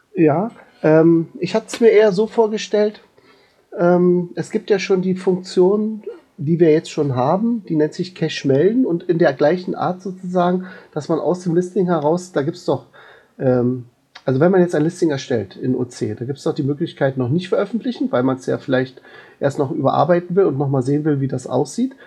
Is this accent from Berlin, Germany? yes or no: yes; Berlin, Germany; bei uns in Berlin